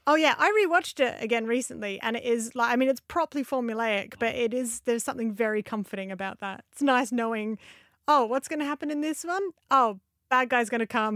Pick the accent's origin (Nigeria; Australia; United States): Australia; moved away; I grew up in Australia, moved over here